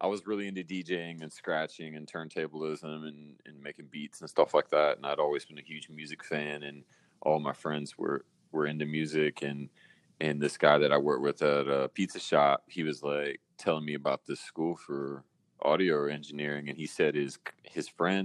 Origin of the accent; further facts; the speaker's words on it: Raleigh, North Carolina, United States; moved away as an adult; also born or lived in New York; I'm from Raleigh, North Carolina, originally. I left in 2001 to go to Full Sail